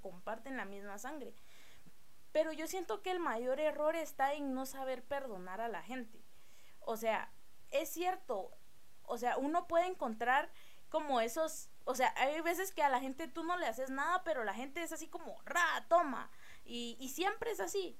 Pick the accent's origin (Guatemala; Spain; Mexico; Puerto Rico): Guatemala; tenemos nosotros como, como guatemaltecos